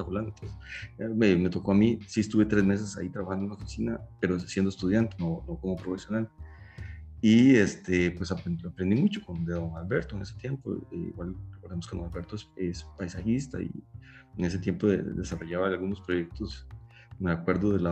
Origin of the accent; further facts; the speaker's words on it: Costa Rica; Eso que a nosotros nos siembra en la Costa Rica, de que, o sea, y ese cariño por no solo por nuestra universidad, sino por nuestro país